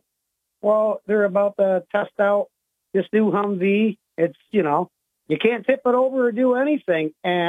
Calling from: Owego, New York, United States; from Owego.

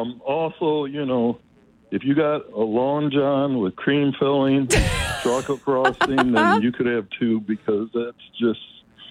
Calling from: Hope, Michigan, United States; from Hope.

